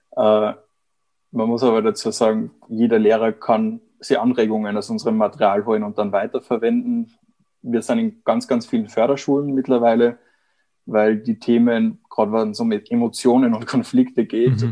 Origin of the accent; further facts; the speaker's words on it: Vienna, Austria; moved away as an adult; also born or lived in Erlangen-Nürnberg, Germany; now in Germany; ich bin eigentlich Österreicher, bin vor einigen Jahren hier der Liebe wegen nach Deutschland gekommen, habe in Wien meine Zelte abgebrochen